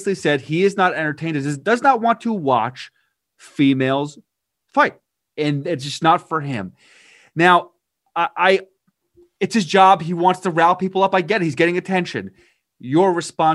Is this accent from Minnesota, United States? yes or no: no; Eastchester, New York, United States; I'm from East Chester, Westchester area